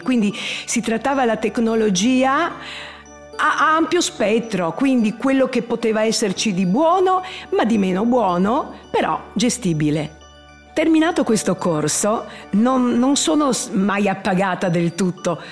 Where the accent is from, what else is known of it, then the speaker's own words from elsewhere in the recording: Trieste, Friuli-Venezia Giulia, Italy; Sono nata a Trieste, non ho origini triestine, prettamente triestine, anzi molto del sud, però Trieste mi ha dato i natali e ci vivo benissimo